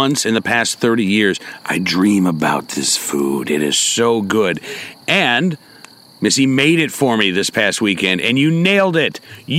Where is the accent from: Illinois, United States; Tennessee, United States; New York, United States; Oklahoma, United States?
Oklahoma, United States; moved away; because I grew up in Oklahoma